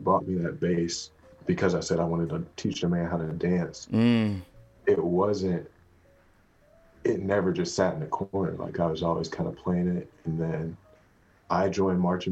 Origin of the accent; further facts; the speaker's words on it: Seven Springs, North Carolina, United States; moved away as an adult; now in Nashville, United States; I'm from Seven Springs, North Carolina